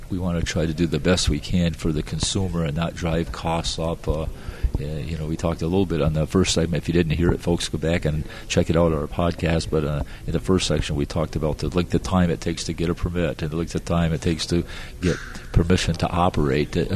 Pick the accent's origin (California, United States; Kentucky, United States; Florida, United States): Florida, United States; because we're from Florida, we've got 1,500 people a day coming into Florida, right?